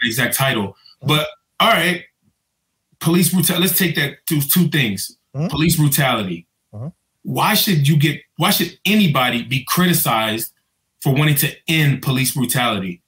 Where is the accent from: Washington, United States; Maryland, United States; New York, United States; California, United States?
Maryland, United States; Prince George's County; I grew up in Prince George's County.